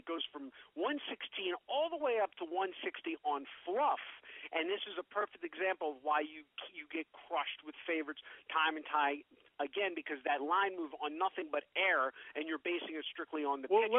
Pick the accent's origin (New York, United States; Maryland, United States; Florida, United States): Maryland, United States; Baltimore; born and bred in Baltimore, Maryland.